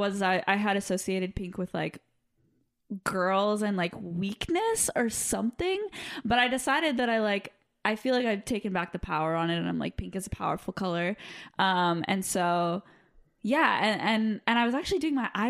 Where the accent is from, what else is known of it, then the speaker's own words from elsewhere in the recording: Los Angeles, California, United States; accent: Valley girl; I grew up in the Valley in LA. I'm a Valley girl